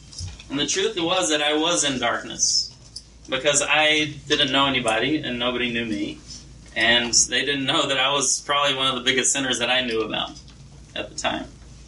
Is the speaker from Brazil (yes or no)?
yes; Brazil; I was born and raised in Brazil. My parents were missionaries there.